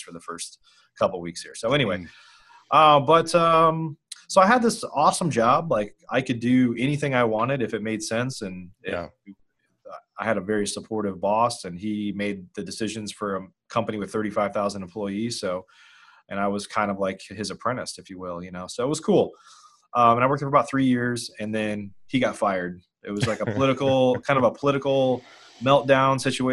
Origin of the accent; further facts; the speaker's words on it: Illinois, United States; moved away as an adult; also born or lived in Chicago, Illinois; now in Dallas, United States; I grew up in Illinois.